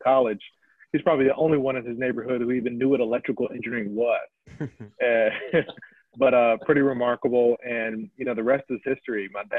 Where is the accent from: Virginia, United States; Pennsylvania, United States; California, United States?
Virginia, United States; Chesapeake; I'm born and raised in the Virginia Beach, Virginia area. For those who know the area, Chesapeake to be specifically, and born and raised by two wonderful parents.